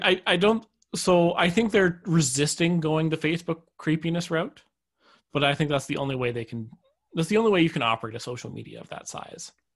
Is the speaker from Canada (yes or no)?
yes; Canada; I'm actually Canadian